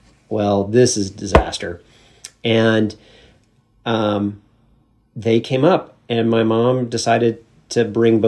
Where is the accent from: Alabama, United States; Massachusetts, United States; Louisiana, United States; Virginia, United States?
Alabama, United States; Homewood; moved away as an adult; now in Washington, D.C., United States; my hometown, the things about where I grew up